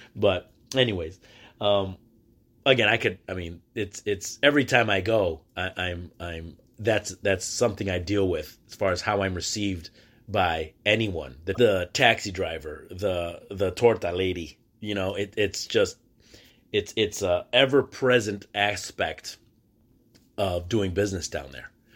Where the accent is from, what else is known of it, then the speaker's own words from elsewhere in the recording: Michigan, United States; I'm from the state of Michigan.